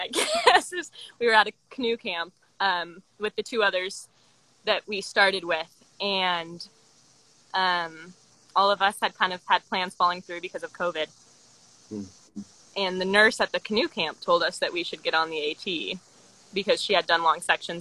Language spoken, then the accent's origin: English; Madison, Wisconsin, United States; I'm from Madison, Wisconsin